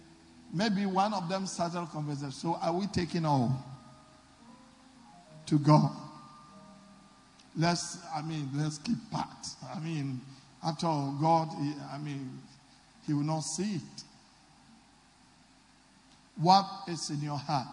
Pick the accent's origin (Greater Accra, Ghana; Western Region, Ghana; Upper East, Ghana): Western Region, Ghana; Takoradi; when I was growing up in Takoradi